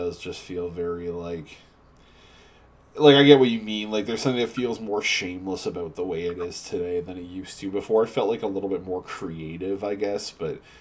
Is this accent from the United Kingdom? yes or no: no; Canada; we're not even in America, we're all Canadian